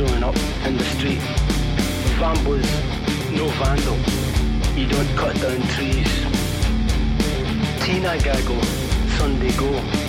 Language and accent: English; Glasgow, Scotland, United Kingdom; speaking. If my accent sounds a little bit strange to you, that's because I come from Glasgow, which is in Scotland.